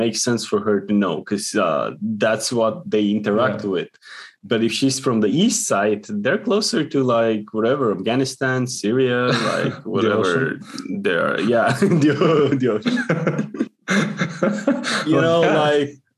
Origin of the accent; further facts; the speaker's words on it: North Macedonia; English is a second language; moved away as an adult; also born or lived in United Kingdom; now in Switzerland; I'm just born in Macedonia